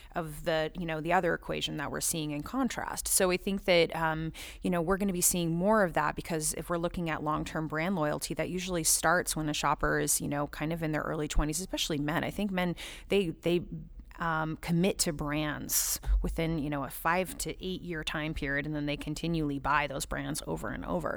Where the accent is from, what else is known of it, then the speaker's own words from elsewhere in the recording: Southern California, United States; moved away; I grew up in Southern California